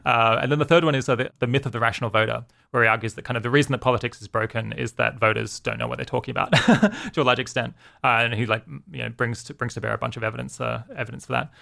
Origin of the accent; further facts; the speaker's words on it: Australia; moved away as an adult; also born or lived in United Kingdom; now in California, United States; grew up in Australia, lived there for, I guess, until I was twenty-six and then, uh, moved to the U K